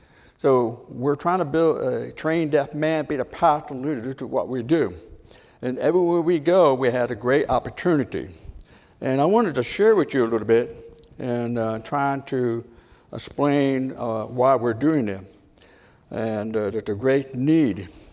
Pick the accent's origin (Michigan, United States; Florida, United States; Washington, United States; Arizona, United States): Michigan, United States; also born or lived in Pontiac, Michigan; I'm from Michigan. My mom born in Tennessee, she's in the Hillbillies, I'm a Yankee. And so she in Detroit and I'm a Pontiac.